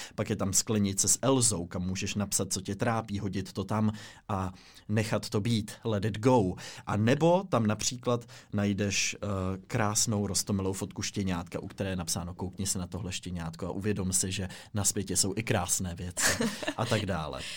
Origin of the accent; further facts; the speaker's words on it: Czechia; my všichni jako Češi